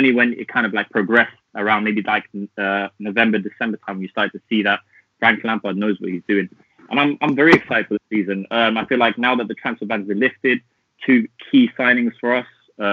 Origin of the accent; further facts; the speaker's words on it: London, United Kingdom; I'm a big Chelsea fan. I'm from North London, so that's where you can kind of get my accent from.